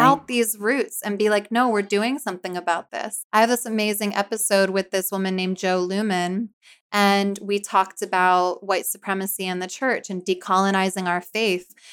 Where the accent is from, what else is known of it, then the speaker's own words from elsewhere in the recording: Philadelphia, Pennsylvania, United States; also born or lived in New Jersey; I'm from Philly